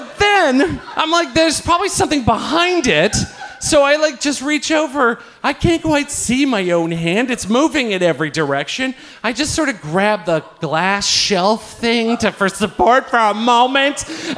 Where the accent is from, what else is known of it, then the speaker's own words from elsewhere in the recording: Ireland; I take a different route to my house because I'm fucking Irish and I know how this works.